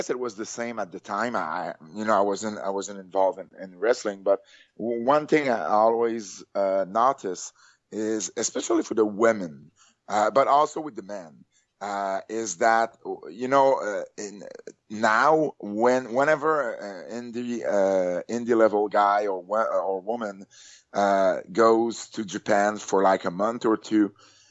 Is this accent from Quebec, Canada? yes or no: yes; Montreal, Quebec, Canada; I am from Canada, Montreal